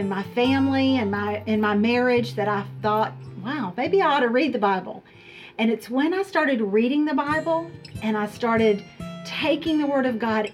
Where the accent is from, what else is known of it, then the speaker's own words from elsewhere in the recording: Charlotte, North Carolina, United States; My husband and I both were born and raised in the Charlotte area